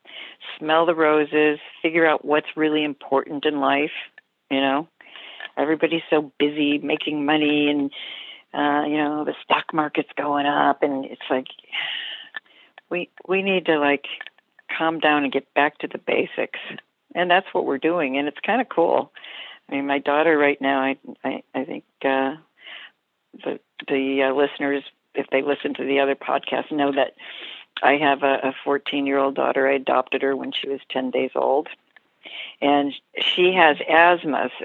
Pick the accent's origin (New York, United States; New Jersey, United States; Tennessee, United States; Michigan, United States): New York, United States; Rochester; I grew up in Rochester, New York.